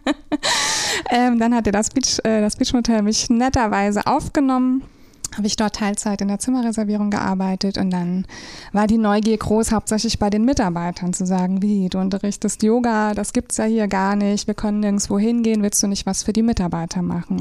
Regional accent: Rhine-Main area, Germany; moved away as an adult; now in St. Peter-Ording, Germany; ich komme ursprünglich aus dem Rhein-Main-Gebiet und bin seit 2013 jetzt hier oben in St. Peter-Ording.

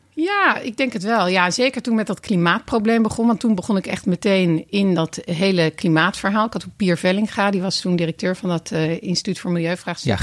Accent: Voorburg, South Holland, Netherlands; in het dorp bij ons in Voorburg

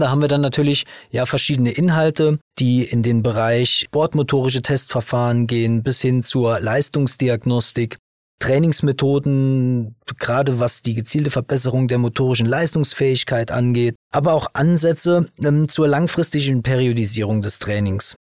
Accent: Saarland, Germany; ich bin hier aus dem Saarland

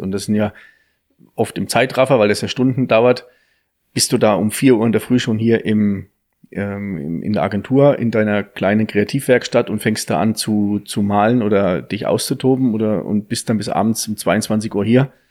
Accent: Thuringia, Germany; da aus dem Ort, wo ich herkomme, der Nachbarort, wo die ja produziert

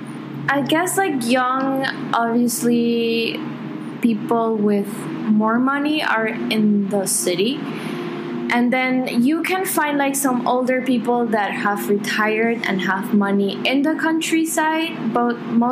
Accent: Panama; moved away as an adult; also born or lived in Buffalo, New York, United States / Milan, Italy; from Panama

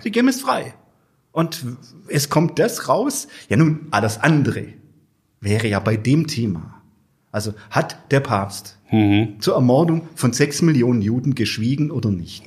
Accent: Germany; in meiner Heimatgemeinde Würth

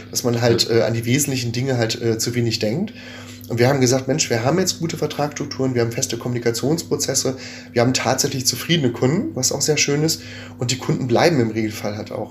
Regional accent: North Rhine-Westphalia, Germany; gebürtigen Ostwestfalen

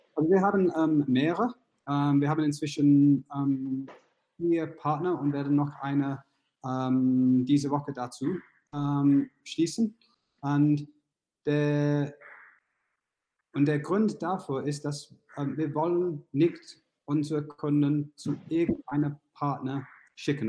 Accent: United Kingdom; accent: British; German is a second language; now in Munich, Germany; meinen britischen Akzent

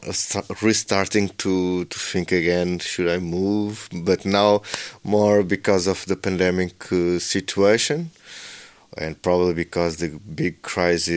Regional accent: Lisbon, Portugal; I'm born and raised in Lisbon

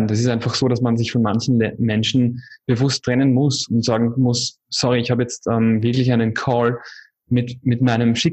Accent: Wiener Neustadt, Lower Austria, Austria; now in Indonesia; Coworking Space in Wiener Neustadt, wo ich äh, in meiner Heimatstadt in Österreich, wo ich dann äh, sehr gerne wirken würde.

